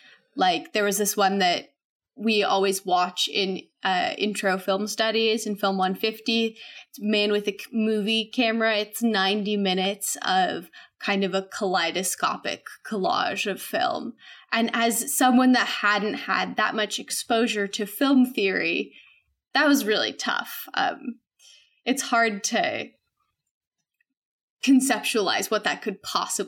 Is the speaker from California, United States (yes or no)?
no; Whidbey Island, Washington, United States; moved away as an adult; also born or lived in New Haven, Connecticut; I am originally from Whidbey Island, Washington State, which is like this little teeny island north of Seattle.